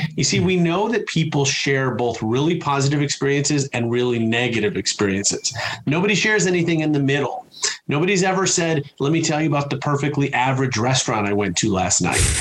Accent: Chicago, Illinois, United States; I'm from Chicago

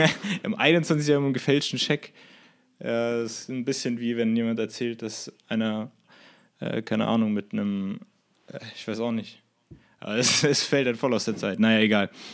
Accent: Germany; als Deutscher

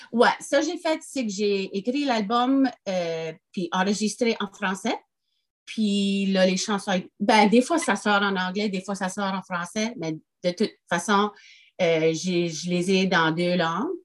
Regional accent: France; je suis française, ça fait que j'écris en français

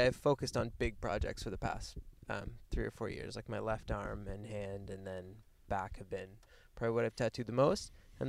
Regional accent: Cornwall, Ontario, Canada; moved away; I'm like from Cornwall, Ontario.

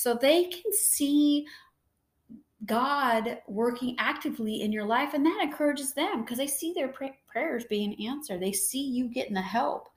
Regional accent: San Diego, California, United States; I born and raised in San Diego

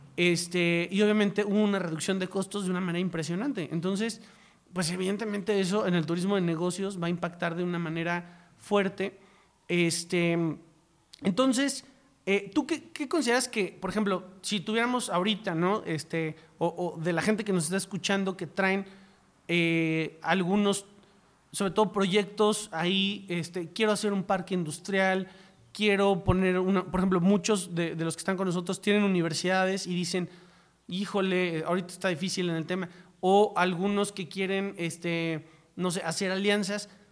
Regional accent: Mexico; los mexicanos

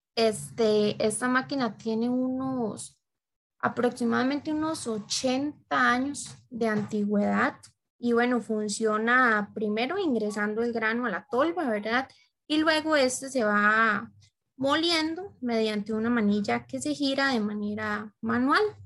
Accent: Costa Rica; nuestra cultura costarricense

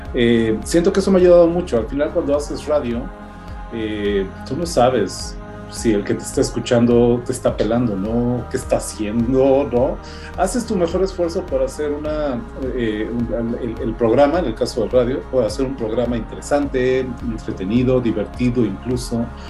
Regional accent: Mexico City, Mexico; Yo crecí en San Pedro de los Pinos, aquí en la Ciudad de México

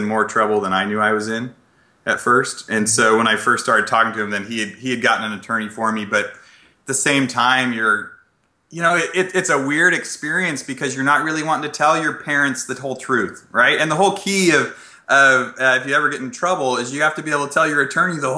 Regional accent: Klamath Falls, Oregon, United States; moved away as an adult; now in Northern California, United States; I was born and raised in Southern Oregon. So I used to be from a small town called Klamath Falls

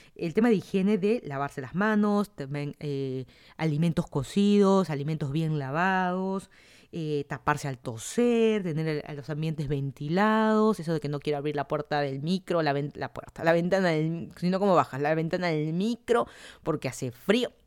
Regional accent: Lima, Peru; moved away as an adult; also born or lived in Miami, United States / Virginia, United States; now in Fairfax County, Virginia, United States; yo soy de Perú, toda mi vida he vivido en Lima

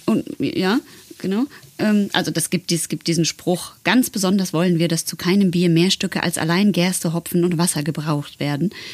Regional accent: Netherlands; German is a second language; ich komme ja aus Holland

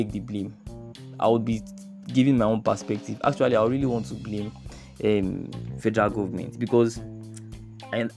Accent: Nigeria; as Nigerian youth

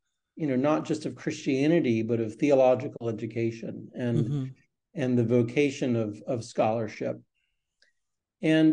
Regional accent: United States; also born or lived in North Carolina / Virginia; grew up partly in Virginia and partly in North Carolina

